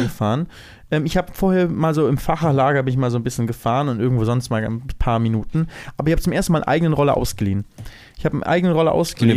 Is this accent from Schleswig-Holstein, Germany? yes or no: yes; Lübeck, Schleswig-Holstein, Germany; moved away as an adult; now in Cologne, Germany; ich bin in Lübeck aufgewachsen. Nach dem Abi bin ich nach Köln gezogen